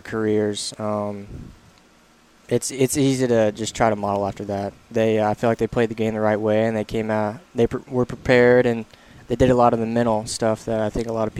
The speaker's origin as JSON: {"language": "English", "town": "Birmingham", "region": "Alabama", "country": "United States", "tie": "born or raised there", "also_born_or_lived": "Mississippi", "said": "I was born in Mississippi when I was two or three, barely even had any memories. We moved to Birmingham"}